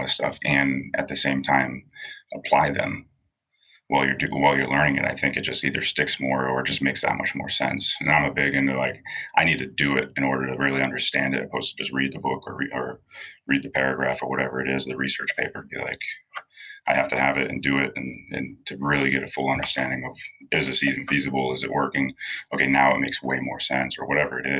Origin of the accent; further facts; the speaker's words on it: Rochester, New Hampshire, United States; moved away as an adult; now in South Florida, United States; I grew up in Rochester, New Hampshire, small town in New England